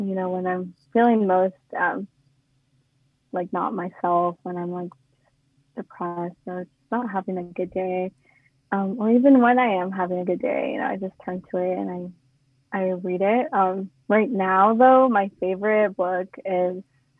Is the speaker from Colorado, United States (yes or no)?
no; Auburn, California, United States; I was born and raised in Auburn